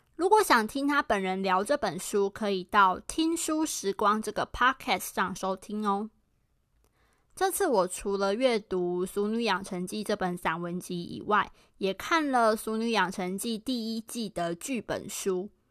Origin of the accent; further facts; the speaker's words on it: Pingtung, Pingtung County, Taiwan; moved away as an adult; also born or lived in Tainan / Taipei; 虽然我是台南人，但我从小是在屏东长大的